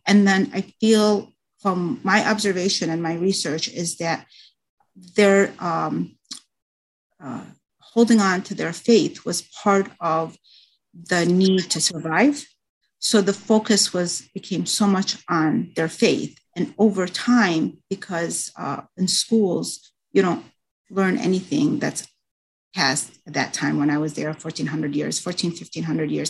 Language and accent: English; United States; also born or lived in Baghdad, Iraq; I was raised in the United States